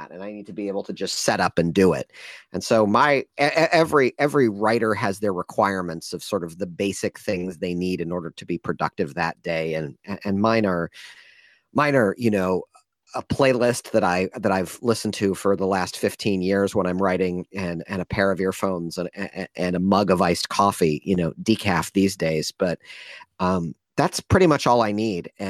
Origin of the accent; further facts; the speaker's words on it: Midwest, United States; now in San Francisco, United States; I've been in San Francisco almost 20 years, even though I'm originally from the Midwest, um, okay. and proudly so.